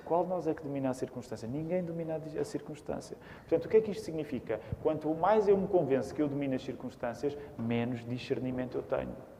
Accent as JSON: {"language": "Portuguese", "country": "Portugal", "said": "somos portugueses."}